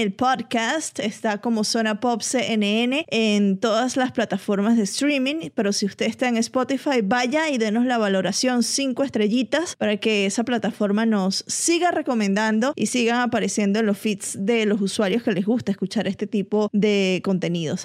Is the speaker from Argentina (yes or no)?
no; Venezuela; yo soy caribeña, soy venezolana